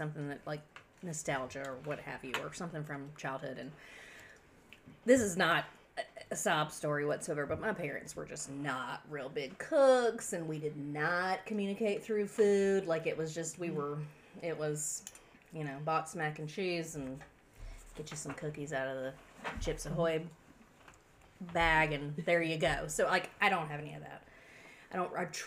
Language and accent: English; the South, United States; I grew up in the South